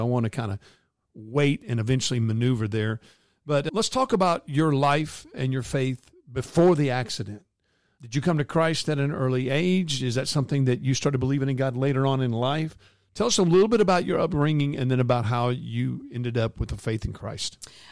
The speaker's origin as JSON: {"language": "English", "region": "North Texas", "country": "United States", "tie": "born or raised there", "said": "my hometown here in North Texas"}